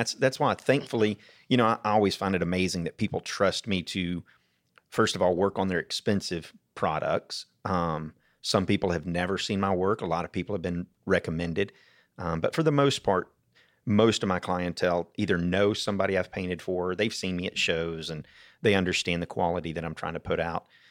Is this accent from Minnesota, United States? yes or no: no; Atlanta, Georgia, United States; also born or lived in Stone Mountain, Georgia / Snellville, Georgia / Duluth, Georgia; now in Jackson County, United States; Born in Atlanta, then moved to Stone Mountain, then Snellville, then Duluth, and now I'm up in, in Jackson County